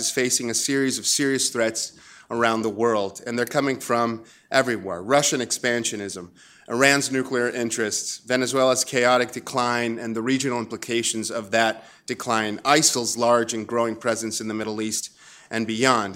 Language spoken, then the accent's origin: English; Chile; moved away; I grew up in Chile under dictatorship under Pinochet